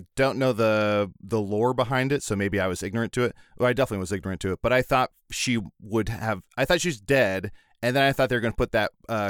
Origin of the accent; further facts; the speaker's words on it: Milwaukee, Wisconsin, United States; I'm from Milwaukee. Wisconsin? I'm from Wisconsin.